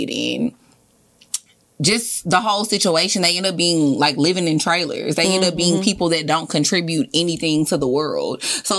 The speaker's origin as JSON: {"language": "English", "town": "Houston", "region": "Texas", "country": "United States", "said": "I'm from Texas. I'm from Houston"}